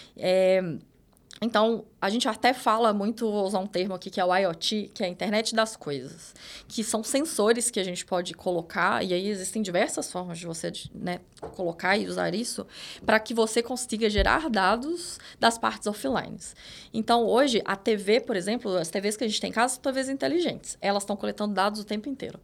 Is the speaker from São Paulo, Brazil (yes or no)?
no; interior of Minas Gerais, Brazil; sou de Minas, interior de Minas.